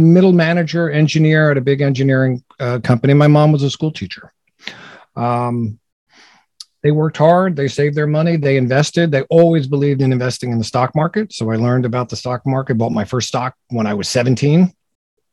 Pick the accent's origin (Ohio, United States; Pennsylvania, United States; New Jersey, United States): New Jersey, United States; also born or lived in Brooklyn, New York; I grew up in New Jersey